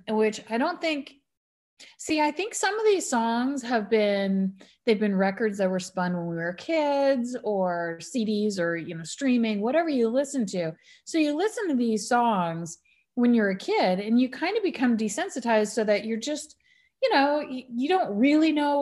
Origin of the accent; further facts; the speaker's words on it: United States; I'm American or raised American